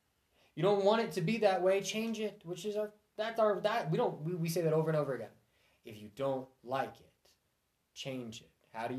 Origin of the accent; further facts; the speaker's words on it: Missouri, United States; I'm from Missouri.